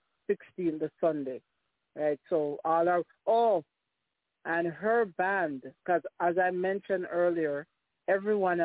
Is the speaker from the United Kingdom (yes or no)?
no; Jamaica; as a Jamaican